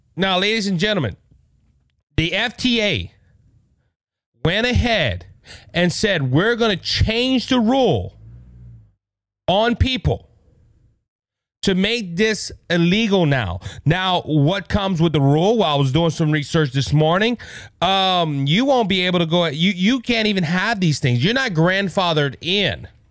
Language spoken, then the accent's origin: English; United States; as American citizens